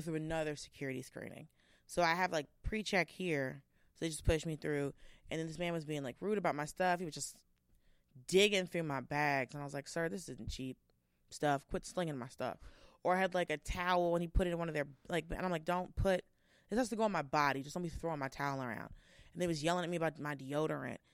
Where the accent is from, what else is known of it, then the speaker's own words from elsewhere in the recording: Georgia, United States; I'm from Georgia